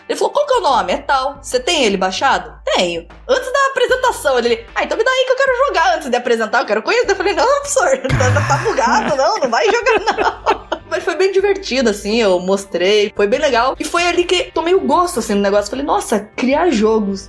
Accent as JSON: {"language": "Portuguese", "town": "Curitiba", "region": "Paraná", "country": "Brazil", "moved": "as an adult", "lives_now": "Canada", "said": "Eu sou de Curitiba. Acho que pelo meu sotaque vai ficar meio aparente"}